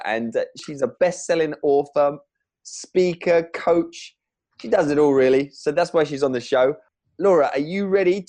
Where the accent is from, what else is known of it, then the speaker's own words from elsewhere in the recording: England, United Kingdom; I'm English